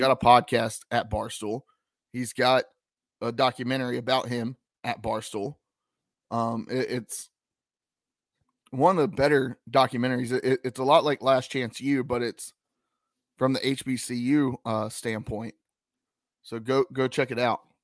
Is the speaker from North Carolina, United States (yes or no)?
yes; Lexington, North Carolina, United States; I'm from Lexington, North Carolina